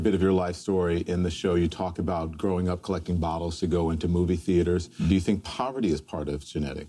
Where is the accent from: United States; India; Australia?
United States; Baton Rouge, Louisiana; Baton Rouge, Louisiana.